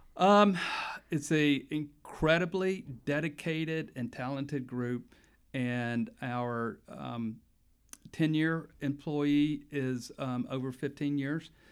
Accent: Pensacola, Florida, United States; moved away as an adult; also born or lived in Panama City, Florida; now in Tallahassee, United States; I grew up in Pensacola

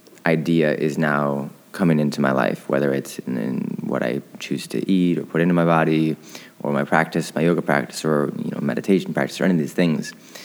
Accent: Michigan, United States; now in New York, United States; Growing up in Michigan, I love the seasons.

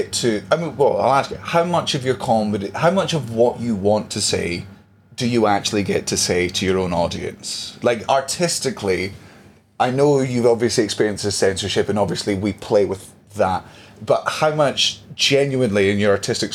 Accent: Scotland, United Kingdom; I'm Scottish

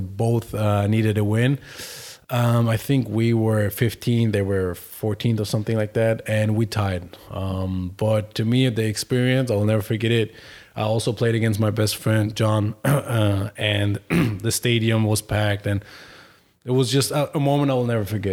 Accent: Berlin, Germany; English is a second language; moved away; I was born in Berlin, Germany

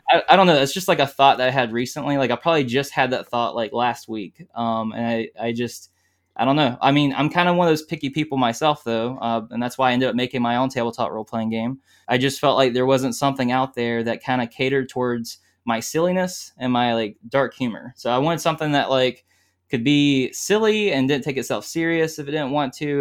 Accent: South Carolina, United States; I'm from South Carolina, and, uh, I gr, I was born and raised here.

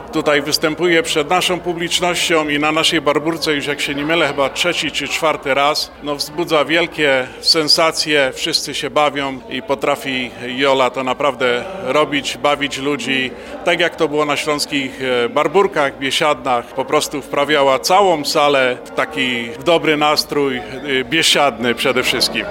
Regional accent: Silesian Voivodeship, Poland; now in Chicago, United States; jako Ślązacy

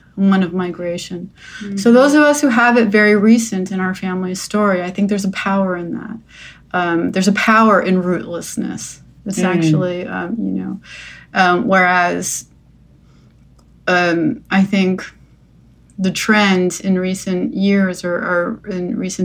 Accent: New Jersey, United States; moved away; also born or lived in New York; I grew up in New Jersey

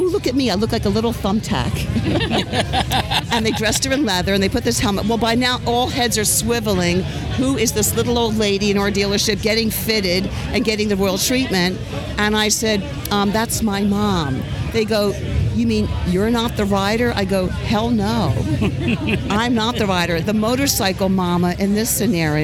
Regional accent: Philadelphia, Pennsylvania, United States; moved away as an adult; now in Sarasota, United States; I'm from Philadelphia originally

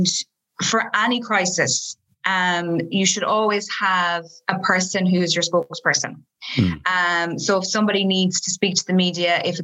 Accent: Galway, Connacht, Ireland; I'm from Galway

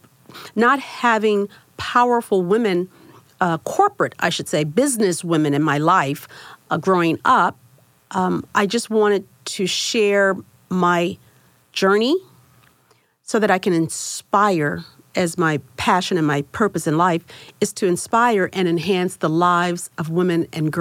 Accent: Miami, Florida, United States; I grew up in Liberty City. And so that's an area in Miami, Florida

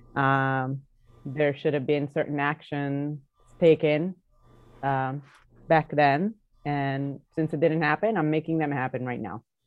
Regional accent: Italy; the way I was growing up in Italy

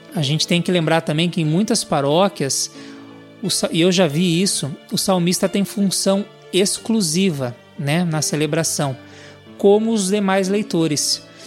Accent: Sorocaba, São Paulo, Brazil; sou aqui da cidade de Sorocaba

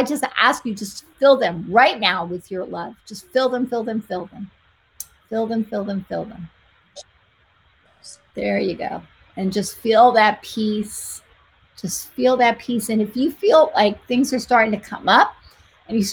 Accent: New Jersey, United States; I am from Jersey.

